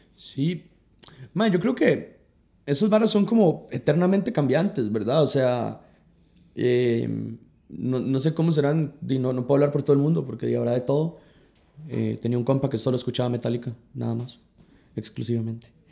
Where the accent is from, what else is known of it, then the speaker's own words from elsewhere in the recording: San Carlos, Alajuela, Costa Rica; moved away as an adult; now in San José, Costa Rica; Yo crecí toda la vida en San Carlos